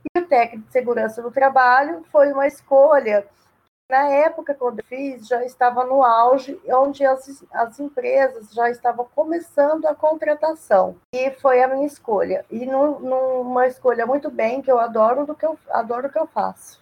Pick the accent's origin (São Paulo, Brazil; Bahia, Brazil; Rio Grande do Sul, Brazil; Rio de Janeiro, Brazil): São Paulo, Brazil; Ilha Solteira; moved away as an adult; now in Três Lagoas, Brazil; Ilha Solteira, onde eu nasci, é minha cidade natal